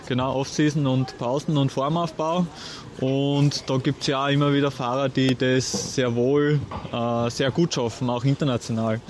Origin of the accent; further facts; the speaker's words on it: Austria; bei uns in Österreich